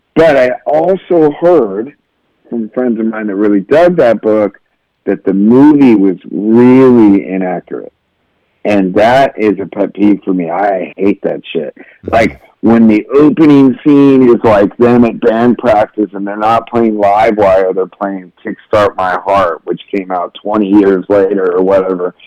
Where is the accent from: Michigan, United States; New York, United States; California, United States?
California, United States; Southern; I'm from Southern California